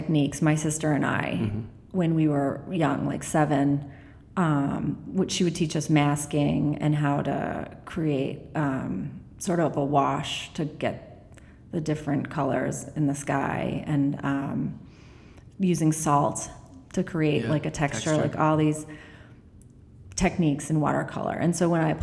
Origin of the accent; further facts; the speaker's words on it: Holden, Massachusetts, United States; also born or lived in Worcester, Massachusetts / Rutland, Massachusetts; born in Worcester, Massachusetts, then lived in Holden and Rutland. Mm-hmm. Born in a rut in Rutland. And Holden for most of my life